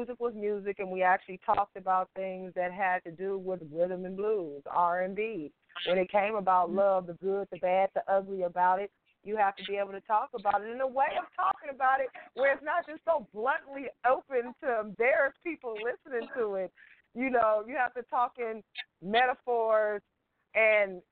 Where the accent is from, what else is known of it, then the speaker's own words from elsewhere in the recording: Oakland, California, United States; moved away as an adult; now in Dallas, United States; I am originally from Oakland, California, the Bay Area.